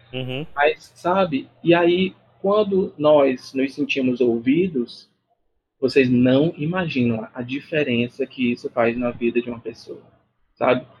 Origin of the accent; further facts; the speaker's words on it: Brazil; eu sou brasileiro